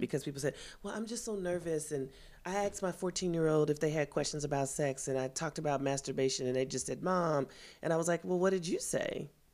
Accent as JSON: {"language": "English", "town": "Kansas City", "region": "Missouri", "country": "United States", "said": "I'm from Kansas City, Missouri"}